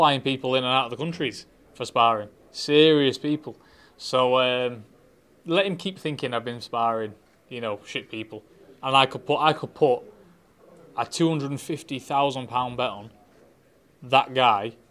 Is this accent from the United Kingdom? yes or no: yes; Manchester, North West England, United Kingdom; my hometown of Manchester